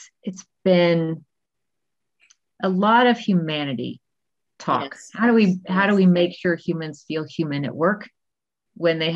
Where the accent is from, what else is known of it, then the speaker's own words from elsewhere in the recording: Texas, United States; now in Colorado, United States; I'm originally from Texas, but I'm currently in Colorado